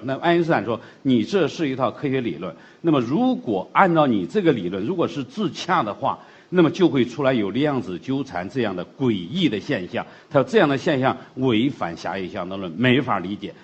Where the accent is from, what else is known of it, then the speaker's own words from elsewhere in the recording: China; 我们中国人的东西